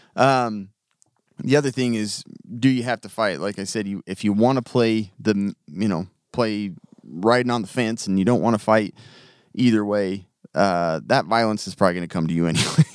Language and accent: English; United States; I grew up in America.